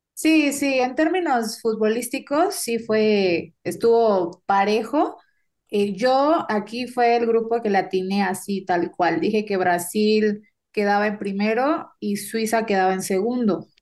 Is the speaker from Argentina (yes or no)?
no; Mexico; somos mexicanos